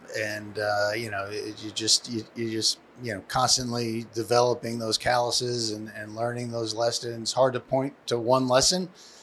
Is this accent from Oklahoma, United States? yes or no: no; Long Island, New York, United States; also born or lived in Michigan; born and raised in New York, Long Island